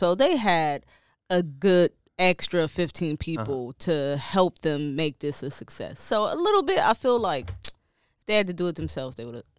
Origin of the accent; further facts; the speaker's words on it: Detroit, Michigan, United States; I'm from Detroit. Like, kids had pillowcases, legit, and they was dingy pillowcases.